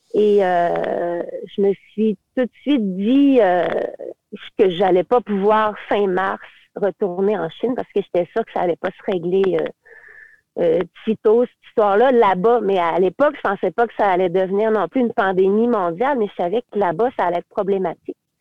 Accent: Quebec, Canada; moved away as an adult; also born or lived in Beijing, China; je suis québécoise, là, puis je suis canadienne

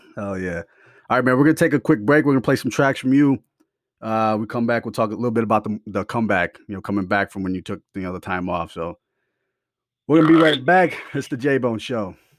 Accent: Michigan, United States; I'm from the Midwest up here in Michigan.

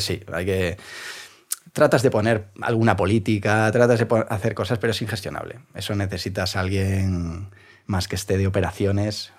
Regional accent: Vigo, Galicia, Spain; now in Madrid, Spain; Soy gallego.

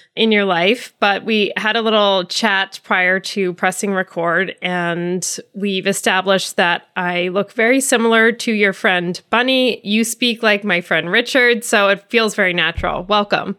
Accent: Ireland; As an Irish person

